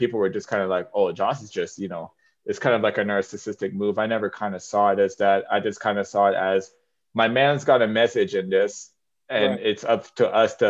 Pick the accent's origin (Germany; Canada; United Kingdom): Canada; I came from a less privileged background growing up in Canada.